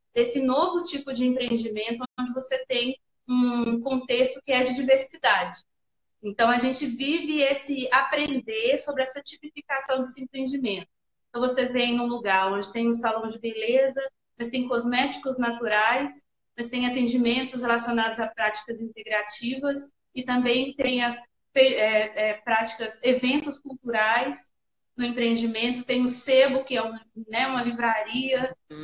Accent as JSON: {"language": "Portuguese", "town": "Manga", "region": "Minas Gerais", "country": "Brazil", "tie": "born or raised there", "lives_now": "Montes Claros, Brazil", "said": "eu sou norte-mineira, nasci em Manga"}